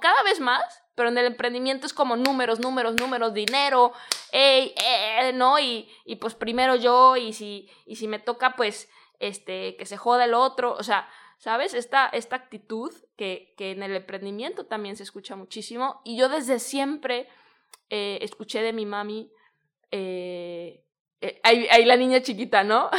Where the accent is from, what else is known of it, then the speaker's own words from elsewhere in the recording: Guadalajara, Jalisco, Mexico; moved away as an adult; now in Bali, Indonesia; yo soy de Guadalajara, en México